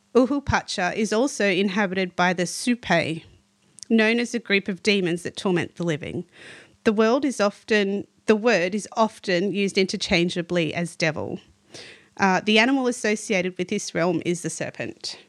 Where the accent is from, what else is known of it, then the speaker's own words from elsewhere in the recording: Australia; as an Aussie